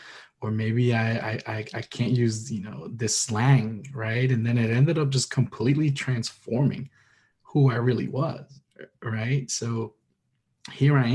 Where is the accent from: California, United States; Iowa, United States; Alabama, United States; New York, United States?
New York, United States; New York City; I'm a New Yorker, Dominicano